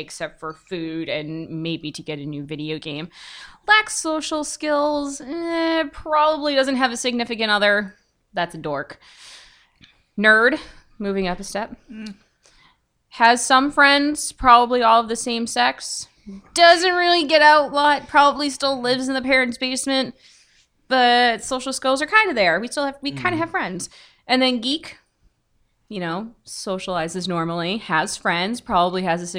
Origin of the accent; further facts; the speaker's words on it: Douglas, Massachusetts, United States; Born and raised in Douglas, Massachusetts